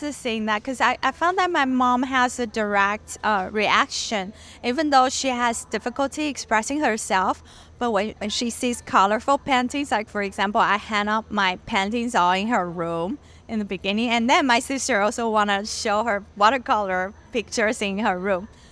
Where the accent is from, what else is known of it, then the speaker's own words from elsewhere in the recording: Taiwan; moved away as an adult; also born or lived in Los Angeles, United States / California, United States; I was born in LA because my parents um, went to study and work in the US and and then they brought me back to Taiwan um, when I was little. But then I grew up in Taiwan and stayed until I graduated from college and moved back to California